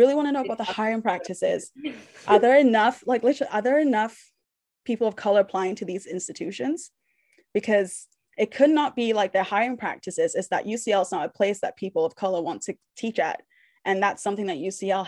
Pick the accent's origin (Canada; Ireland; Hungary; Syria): Canada; Nova Scotia; moved away; also born or lived in Manchester; I'm from Nova Scotia. I lived in Manchester for a long time, but I lived in Nova Scotia longer